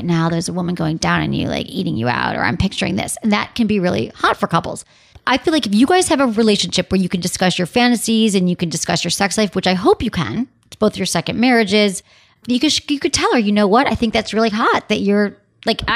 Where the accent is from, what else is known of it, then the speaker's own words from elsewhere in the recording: Detroit, Michigan, United States; Detroit, my hometown